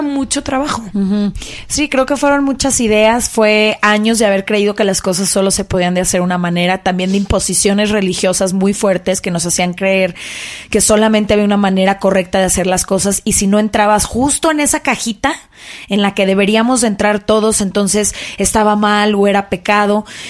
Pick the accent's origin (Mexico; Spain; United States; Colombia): Mexico; Guadalajara, Jalisco; yo crecí en Guadalajara en una familia muy conservadora